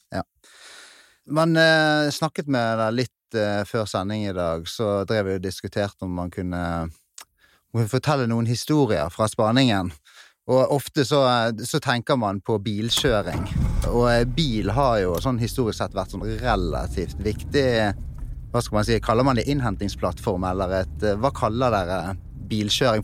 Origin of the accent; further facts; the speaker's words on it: Bergen, Vestland, Norway; accent: Bergen dialect; så hører de kanskje på dialekten min at det er fra Bergen